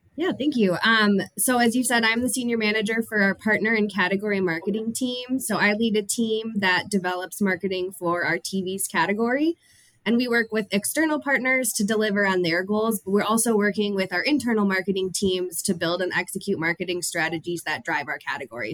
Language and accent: English; Minnesota, United States; I am born and raised in Minnesota